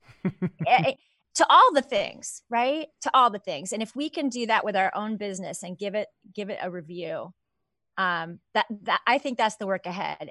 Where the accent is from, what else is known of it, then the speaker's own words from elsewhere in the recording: Southern California, United States; I grew up in Southern California